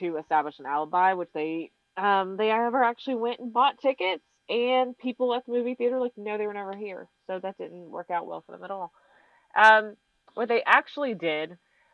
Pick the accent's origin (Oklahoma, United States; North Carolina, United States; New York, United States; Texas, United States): North Carolina, United States; I'm from North Carolina.